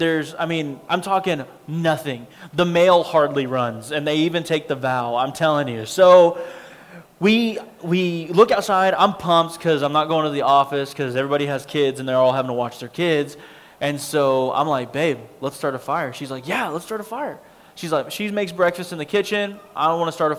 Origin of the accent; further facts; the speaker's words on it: Abilene, Texas, United States; also born or lived in Lubbock, Texas; I grew up in Abilene, Texas